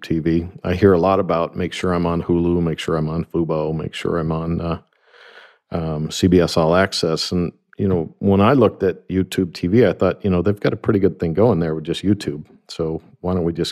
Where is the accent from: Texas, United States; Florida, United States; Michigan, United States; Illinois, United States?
Michigan, United States; Grand Rapids; I'm from Grand Rapids, Michigan